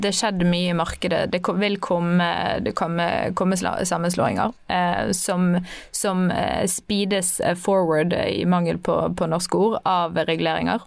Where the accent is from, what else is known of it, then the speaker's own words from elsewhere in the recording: Bergen, Vestland, Norway; jeg er bergenser